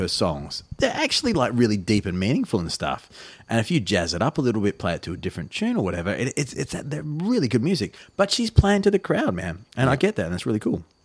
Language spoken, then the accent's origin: English; Australia; as an Australian person myself